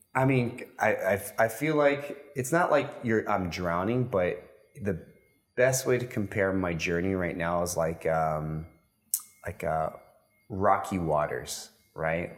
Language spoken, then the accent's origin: English; United States; moved away as an adult; now in Dubai, United Arab Emirates; being an American